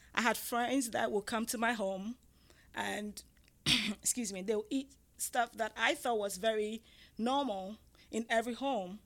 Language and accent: English; Ghana; moved away; I'm from Ghana, West Africa, and I'm I'm from the tribe called the Ga